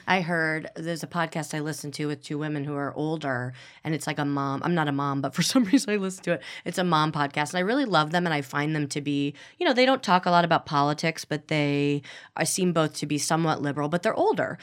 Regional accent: Midwest, United States; now in Los Angeles, United States; I'm also from the Midwest

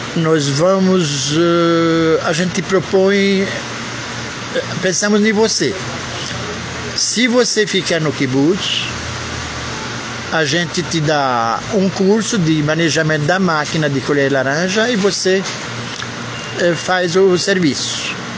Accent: Brazil; also born or lived in Israel; Eu venho do Brasil

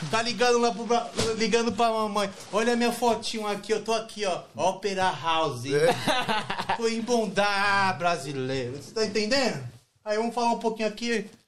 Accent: São Paulo, Brazil; eu sou do Brasil, eu sou da... Nasci na favela de Heliópolis, né? São, São

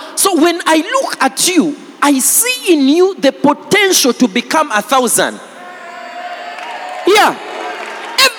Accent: Jinja, Eastern Region, Uganda; I grew up in Jinja, so I speak fairly good

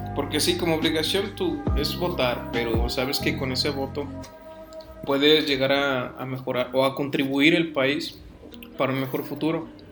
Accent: Mexico; aquí en México eran muy distintas las, las vivencias sociales en las cuales hay gente que tenía, no tenía, tenía lo suficiente. Y por parte mía eran de no tener lo suficiente

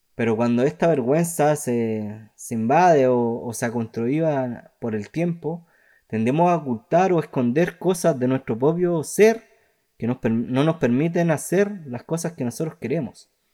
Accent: Chile; yo soy más chileno que, que los porotos

